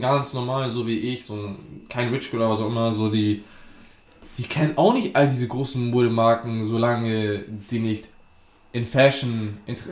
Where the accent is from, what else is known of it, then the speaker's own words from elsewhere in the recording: Hamburg, Germany; ich komme ja aus dem Südteil Hamburgs